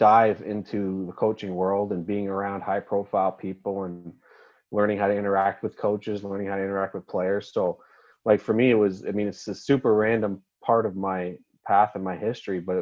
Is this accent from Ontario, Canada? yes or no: yes; Toronto, Ontario, Canada; now in Red Deer, Canada; I grew up playing hockey and you know, in the Toronto area